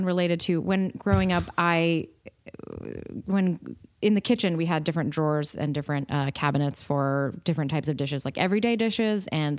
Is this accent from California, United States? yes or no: yes; California, United States; I grew up in California.